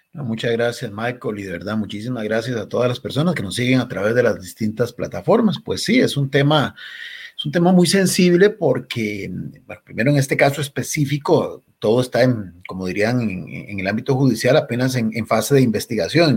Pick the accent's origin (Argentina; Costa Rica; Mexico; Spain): Costa Rica